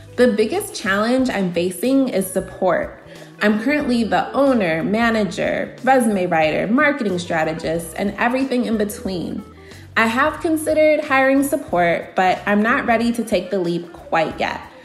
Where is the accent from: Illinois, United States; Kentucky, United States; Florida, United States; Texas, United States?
Illinois, United States; Aurora; I'm from Aurora, Illinois, in the Chicago suburbs